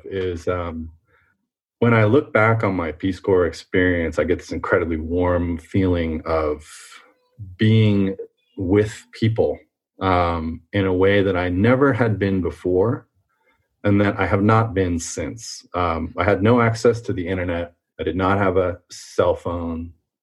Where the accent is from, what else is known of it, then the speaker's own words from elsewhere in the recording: Fremont, California, United States; also born or lived in Quebec, Canada; I was born in Quebec, as you know, and then I moved to California with my mother when I was two or three. And I grew up in a town called Fremont